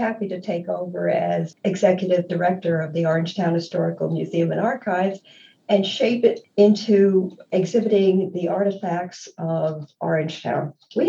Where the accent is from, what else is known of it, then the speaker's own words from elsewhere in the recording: New York City, New York, United States; I was born and raised in Manhattan, and I was lucky enough to live down the street from the Metropolitan Museum of Art